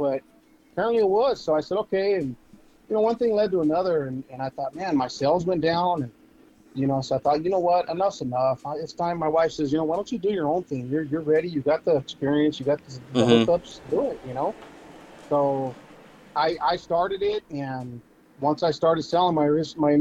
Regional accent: Winterhaven, California, United States; moved away as an adult; now in Yuma, United States; Born and raised in Winter Haven, California, and moved over here into Yuma probably officially in 2012.

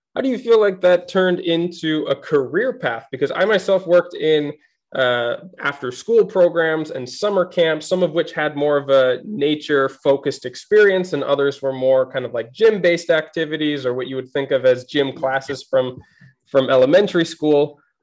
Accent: Minnesota, United States; growing up in Minnesota with like six months of winter

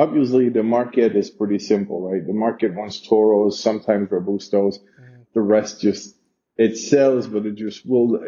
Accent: Geneva, Switzerland; moved away as an adult; now in Honduras; growing up in Geneva

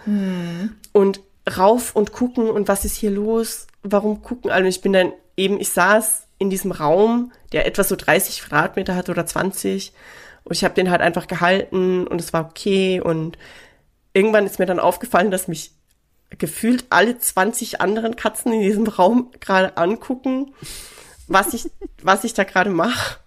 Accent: Austria; now in Seoul, South Korea; ich bin Österreicherin und wir trinken Bier

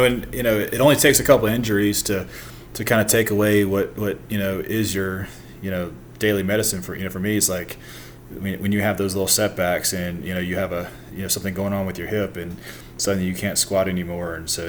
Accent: Jacksonville, Florida, United States; born there; also born or lived in San Juan, Puerto Rico; So I was born originally in Jacksonville, and then, my dad was in the Navy and he was stationed in, San Juan, Puerto Rico. So we spent the first 4 years in San Juan

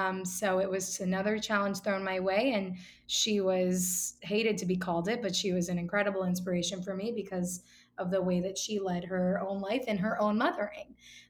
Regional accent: Miami, Florida, United States; moved away as an adult; also born or lived in New York; And I am originally from Miami, where I am now. I actually lived in New York for about 14 years and moved back with the rest of the Northeast to Miami in January.

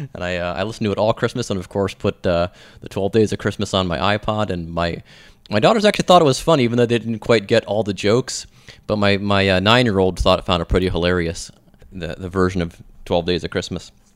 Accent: Cleveland, Ohio, United States; also born or lived in Willoughby, Ohio; growing up in Cleveland across the lake from Canada

